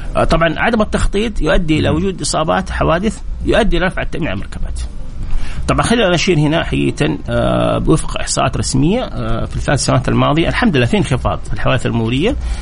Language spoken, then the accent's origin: Arabic; Jeddah, Makkah Province, Saudi Arabia; عندنا في جده هنا